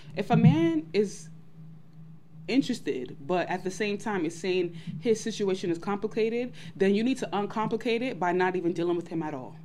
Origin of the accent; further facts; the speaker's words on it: New York City, New York, United States; I'm from Brooklyn.